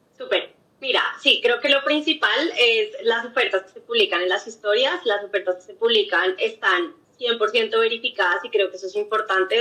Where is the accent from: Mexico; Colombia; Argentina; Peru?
Colombia; Bogotá; also born or lived in Oxford; soy también bogotana, em, también estudié todo en Colombia, colegio, universidad